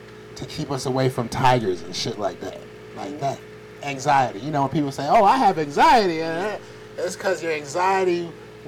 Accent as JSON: {"language": "English", "town": "Atlanta", "region": "Georgia", "country": "United States", "said": "I'm from Atlanta. And my family is from New York"}